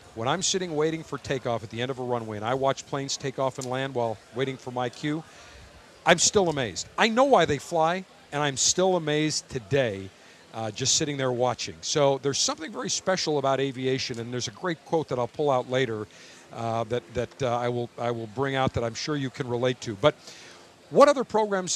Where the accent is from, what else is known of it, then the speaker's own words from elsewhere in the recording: Buffalo, New York, United States; I'm from Buffalo